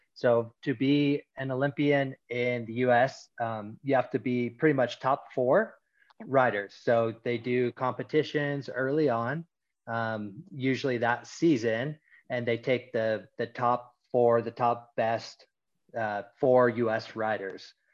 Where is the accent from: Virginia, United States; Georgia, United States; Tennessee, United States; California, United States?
California, United States; Mammoth Lakes; I grew up here in Mammoth Lakes.